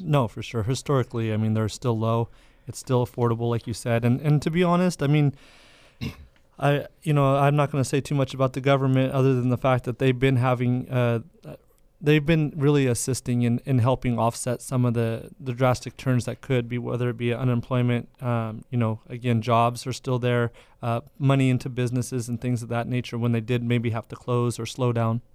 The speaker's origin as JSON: {"language": "English", "town": "Madera", "region": "California", "country": "United States", "said": "I'm from Madera"}